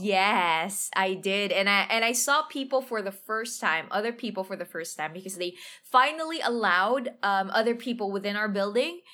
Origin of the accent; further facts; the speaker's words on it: Manila, Metro Manila, Philippines; English is a second language; I grew up in Tondoy, went to a public, uh, elementary, public high school